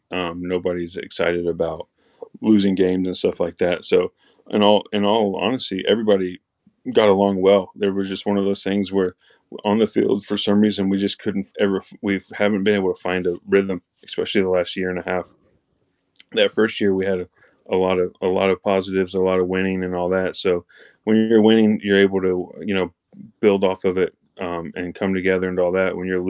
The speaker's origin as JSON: {"language": "English", "town": "Indianapolis", "region": "Indiana", "country": "United States", "tie": "born or raised there", "said": "I grew up in Indianapolis. I'll play for the Red Machine."}